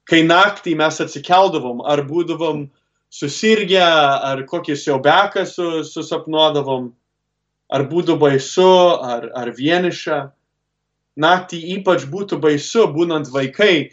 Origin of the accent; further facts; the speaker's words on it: Cleveland, Ohio, United States; augau lietuviškoje šeimoje Klyblendo mieste